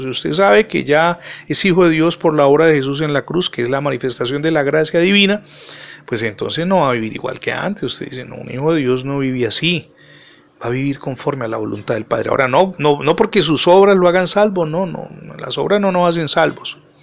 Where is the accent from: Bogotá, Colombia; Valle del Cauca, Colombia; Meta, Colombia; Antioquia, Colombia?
Valle del Cauca, Colombia; Cali; soy colombiano y particularmente de Santiago de Cali